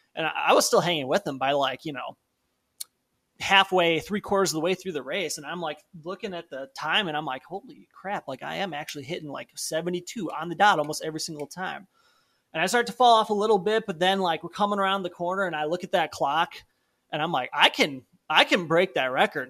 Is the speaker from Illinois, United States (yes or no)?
yes; Palatine, Illinois, United States; my hometown of Palatine